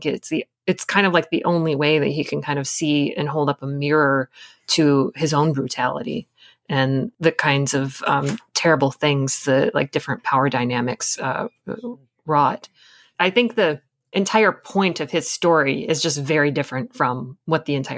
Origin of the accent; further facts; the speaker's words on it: Michigan, United States; I come from Michigan, and I just know that like the backwoods of Michigan is still terrifying to me.